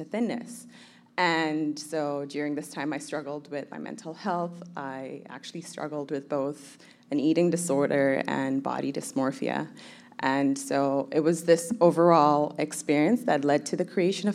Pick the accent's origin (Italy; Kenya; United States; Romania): Kenya; also born or lived in Somalia / Toronto, Canada; now in Vancouver, Canada; I was born in Somalia. I grew up in Kenya, and I moved to Canada in 2005